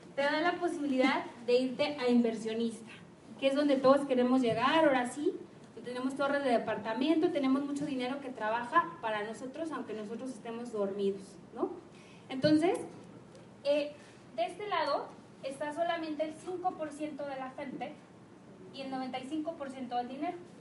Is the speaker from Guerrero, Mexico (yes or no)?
no; Guadalajara, Jalisco, Mexico; also born or lived in Lagos de Moreno; en Guadalajara tenemos la cultura de que como ya salimos del TEC o salimos de la vd o de la UDG